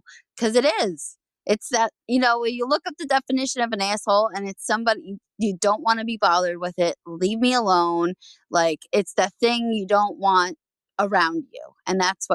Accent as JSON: {"language": "English", "region": "New Jersey", "country": "United States", "tie": "born or raised there", "said": "I'm originally from New Jersey, born and raised, still here."}